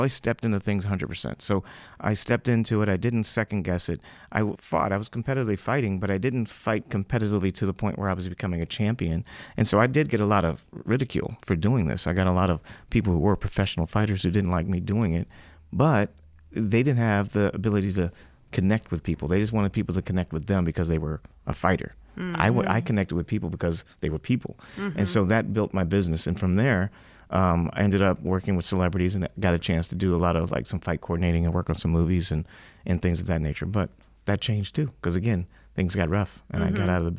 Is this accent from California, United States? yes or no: yes; Los Angeles, California, United States; I grew up here in Hollywood